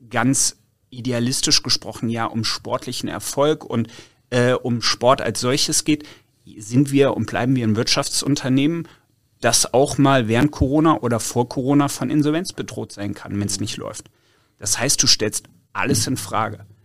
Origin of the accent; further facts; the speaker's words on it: Cologne, North Rhine-Westphalia, Germany; Ja, komm, komm aus Köln